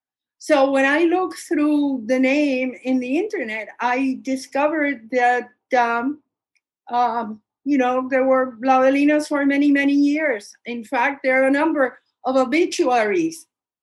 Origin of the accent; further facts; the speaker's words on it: Puerto Rico; I was born in Puerto Rico.